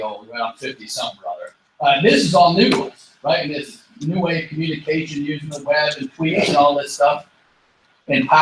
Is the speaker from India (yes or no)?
no; Michigan, United States; moved away as an adult; also born or lived in Minnesota; I grew up in Michigan. I went to Minnesota for high school, back to Michigan for college